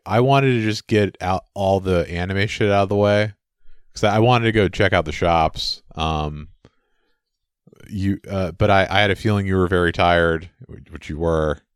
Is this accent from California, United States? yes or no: yes; San Francisco, California, United States; I grew up in San Francisco